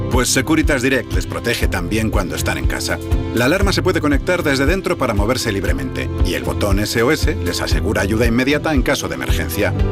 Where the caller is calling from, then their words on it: Segovia, Castile and León, Spain; Buenas tardes chicos … de Segovia.